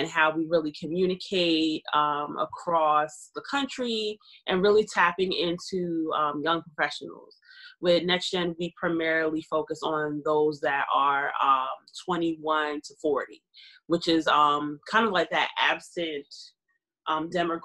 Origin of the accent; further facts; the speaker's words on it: Pleasantville, New Jersey, United States; moved away as an adult; also born or lived in Mays Landing, New Jersey / Atlantic City, New Jersey; now in Boston, United States; I am from Atlantic County, New Jersey. I am from Mays Landing. Okay. Grew up in Pleasantville